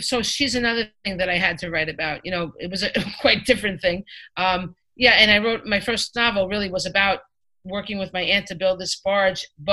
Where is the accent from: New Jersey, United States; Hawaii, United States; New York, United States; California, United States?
New York, United States; Five Towns; I grew up in the Five Towns, which is pretty wealthy